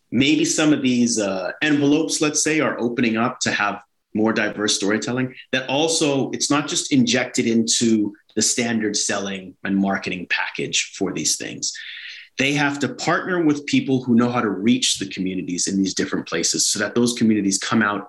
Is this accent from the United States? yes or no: no; Toronto, Ontario, Canada; born or raised there